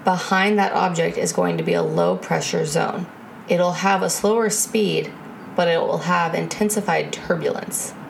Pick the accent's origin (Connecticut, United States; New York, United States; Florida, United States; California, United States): Florida, United States; moved away; I'm originally from Florida